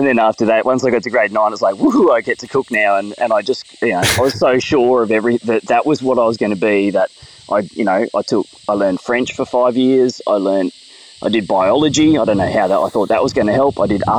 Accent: Palmwoods, Queensland, Australia; I grew up in Palmwoods, which is, you know, probably, I don't know, half an hour from where I am here.

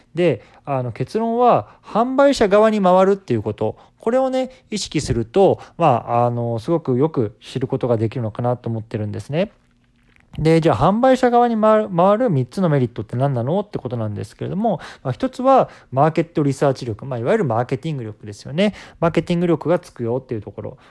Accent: Japan; 僕自身こう日本で生まれ育って

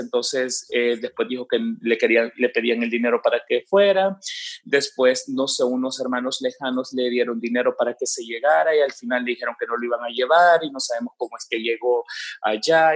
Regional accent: El Salvador; era nuestro orgullo como salvadoreños

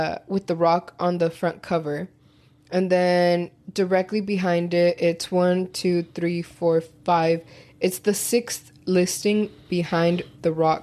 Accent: Texas, United States; as a Texan.

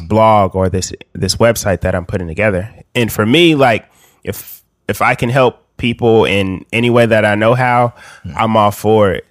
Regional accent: Bakersfield, California, United States; I'm from Bakersfield, California

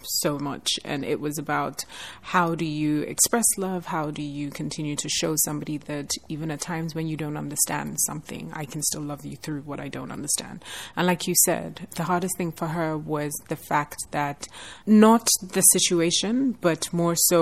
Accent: Nigeria; as a Nigerian

